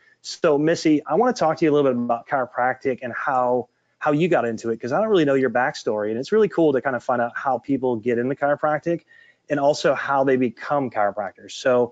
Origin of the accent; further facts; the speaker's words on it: Mount Clemens, Michigan, United States; She grew up in my hometown in Michigan.